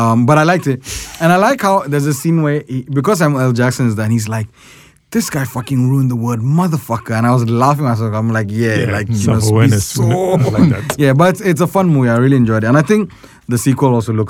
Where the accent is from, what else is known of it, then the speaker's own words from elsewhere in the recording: Ghana; I'm from Ghana.